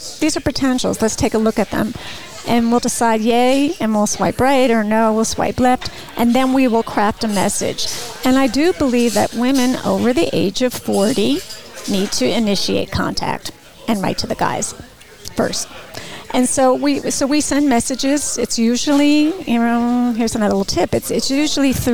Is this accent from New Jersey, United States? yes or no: yes; Bergen County, New Jersey, United States; moved away as an adult; also born or lived in Ithaca, New York; Born and raised in New Jersey